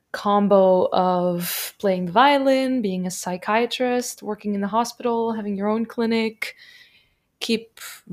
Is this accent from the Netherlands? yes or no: yes; Netherlands; now in Germany; I am from Holland